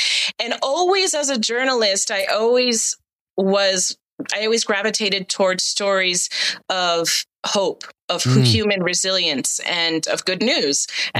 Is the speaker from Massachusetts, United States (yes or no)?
yes; Boston, Massachusetts, United States; Well, I am from Boston, but actually the Boston accent is only for certain parts of Massachusetts.